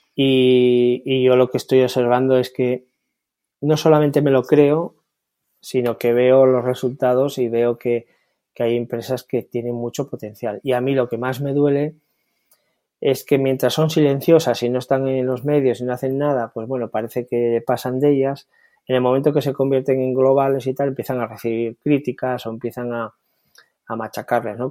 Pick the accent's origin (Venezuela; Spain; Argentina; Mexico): Spain; soy optimista en mi país